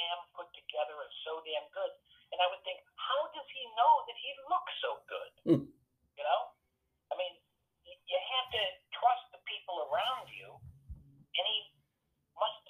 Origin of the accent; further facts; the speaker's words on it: New York, United States; I'm from New York